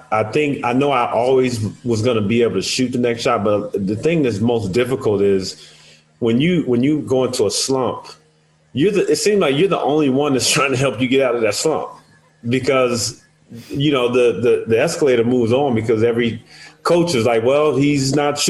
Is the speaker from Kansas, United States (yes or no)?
no; Edwards Air Force Base, California, United States; I always give credit to Jeff Lynch at the base that I grew up in Edwards Air Force Base.